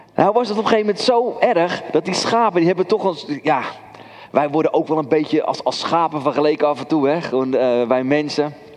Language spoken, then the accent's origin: Dutch; Kudelstaart, North Holland, Netherlands; Ik ben opgegroeid in Kudelstaart